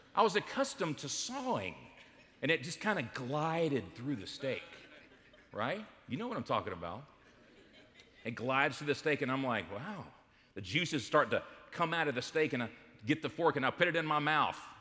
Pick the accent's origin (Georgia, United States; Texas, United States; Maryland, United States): Georgia, United States; Smyrna; we grew up in Smyrna, Georgia